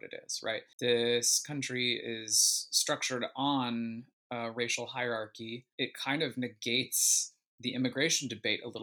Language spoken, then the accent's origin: English; United States; the privilege that I had as an American